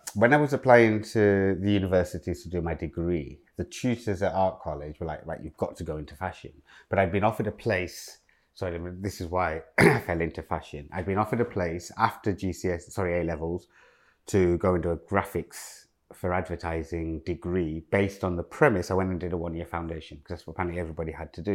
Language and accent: English; Leicester, East Midlands, United Kingdom; moved away; also born or lived in Loughborough / Medway; growing up in Loughborough and Leicester